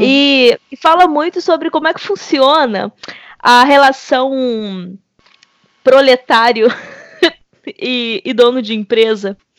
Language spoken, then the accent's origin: Portuguese; Belford Roxo, Rio de Janeiro, Brazil; eu venho do subúrbio carioca. No caso, subúrbio fluminense, mas de onde eu venho, Belfor Roxo